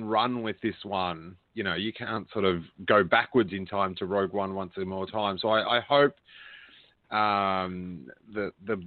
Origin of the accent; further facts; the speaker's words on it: Rosebud, Victoria, Australia; where I grew up in Rosebud